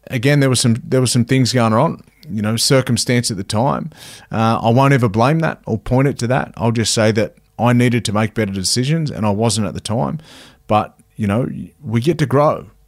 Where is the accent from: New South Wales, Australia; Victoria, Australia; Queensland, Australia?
New South Wales, Australia; Cowra; also born or lived in Wagga Wagga; I'm a, I'm a Cowra boy. So, um, I grew up in a little place called Cowra